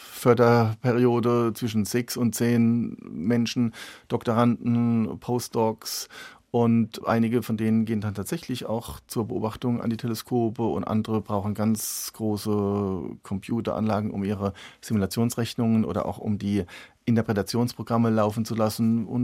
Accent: Rhineland-Palatinate, Germany; ich komme aus der Pfalz, aus einer Weingegend, wir haben selber Weinberge

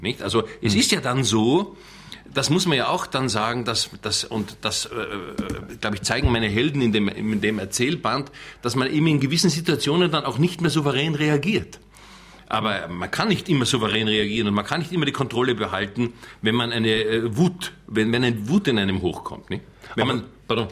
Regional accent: Austria; ich wollte natürlich als Österreicher

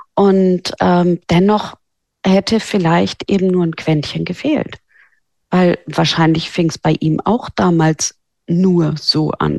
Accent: Norderney, Lower Saxony, Germany; moved away as an adult; also born or lived in Hamburg; Ich bin auf Norderney aufgewachsen

